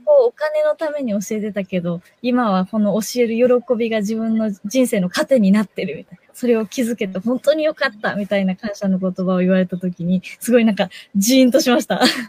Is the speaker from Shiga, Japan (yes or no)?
yes; Shiga, Japan; moved away as an adult; now in Tokyo, Japan; 自分もずっと地方の滋賀県のど田舎で育ってきて、で、社会人になって初めて東京に出たんですけれども